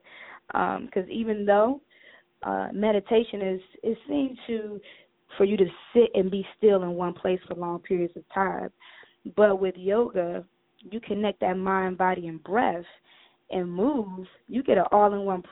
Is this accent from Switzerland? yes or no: no; Cleveland, Ohio, United States; moved away as an adult; now in Atlanta, United States; I'm from Cleveland, Ohio. I'm a northern girl. I came down to Atlanta about 5-6 years ago.